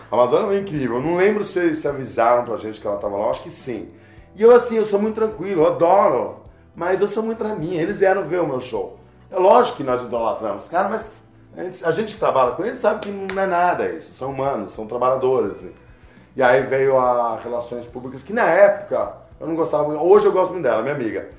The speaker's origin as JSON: {"language": "Portuguese", "country": "Brazil", "said": "Sou do Brasil"}